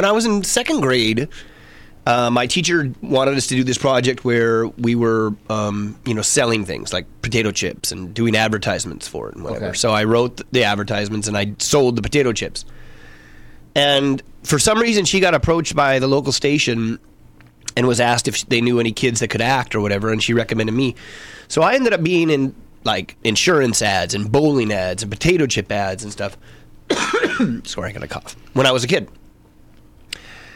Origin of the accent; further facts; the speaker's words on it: Minot, North Dakota, United States; moved away; I grew up in Minot, North Dakota.